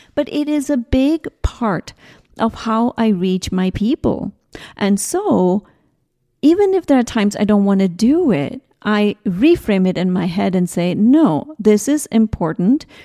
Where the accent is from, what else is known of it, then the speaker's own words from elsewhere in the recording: South India, India; I grew up in India. I come from a very, very traditional Indian, South Indian family.